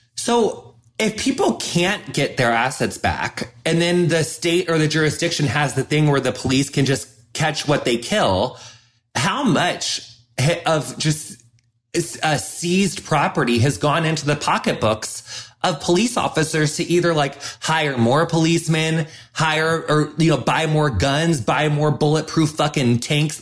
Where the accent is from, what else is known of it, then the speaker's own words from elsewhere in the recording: the middle of America, Midwest, United States; as a white person growing up in the middle of America